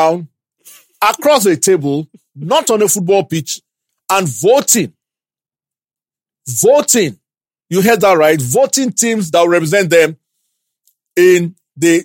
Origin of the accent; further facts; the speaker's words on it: Ibadan, Oyo, Nigeria; I grew up in Ibadan